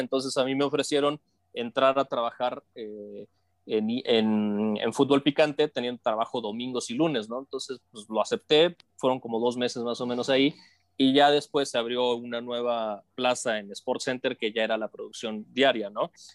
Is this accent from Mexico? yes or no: yes; Matamoros, Tamaulipas, Mexico; now in Mexico City, Mexico; yo soy de Matamoros, Tamaulipas y me vine a la Ciudad de México buscando desarrollarme dentro de los medios de comunicación